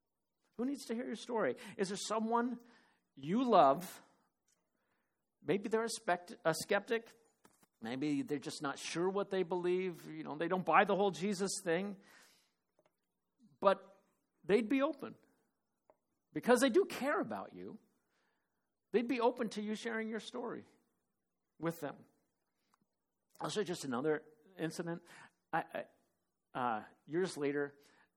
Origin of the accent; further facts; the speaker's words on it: Phoenix, Arizona, United States; moved away; also born or lived in Cottage Grove; Dave and I grew up in Phoenix together